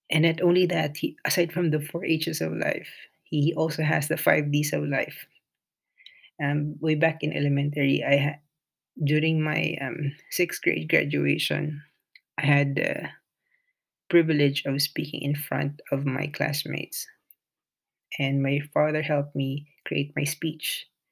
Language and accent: English; Bicol Region, Philippines; first language Filipino; English is a second language; moved away as an adult; now in United Kingdom; I grew up in the Philippines